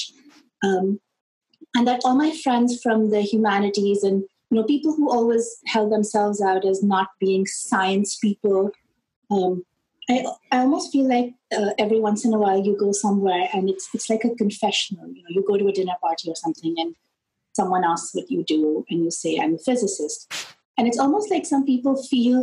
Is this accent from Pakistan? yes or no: yes; Lahore, Punjab, Pakistan; moved away; I grew up in Pakistan, where we have the British system of education